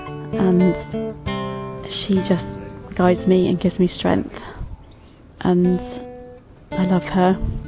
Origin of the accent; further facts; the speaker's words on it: London, United Kingdom; I'm from Ealing